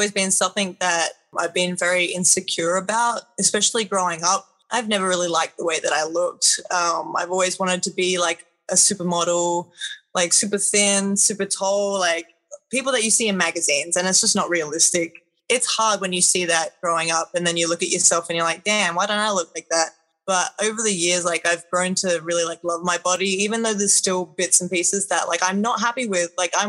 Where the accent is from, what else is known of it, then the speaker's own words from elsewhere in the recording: Australia; I mean, I guess it's pretty normal for me.